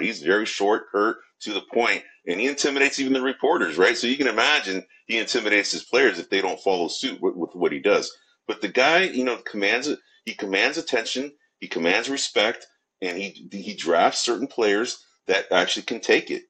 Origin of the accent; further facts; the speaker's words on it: San Francisco, California, United States; I am uh, born and raised in San Francisco, California